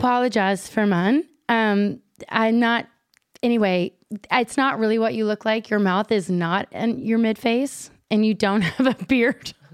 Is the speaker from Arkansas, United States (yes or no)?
no; Kentucky, United States; moved away as an adult; also born or lived in Chicago; I was from Kentucky